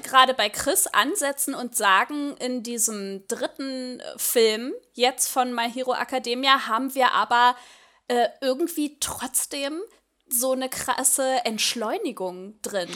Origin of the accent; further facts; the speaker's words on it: Germany; für uns als Deutsche